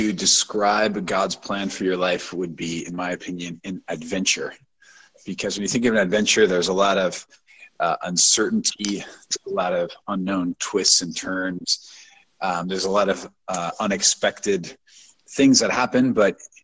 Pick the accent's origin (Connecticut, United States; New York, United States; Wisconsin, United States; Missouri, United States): Missouri, United States; St. Louis; moved away as an adult; now in Atlanta, United States; I'm from St. Louis, Missouri, born and raised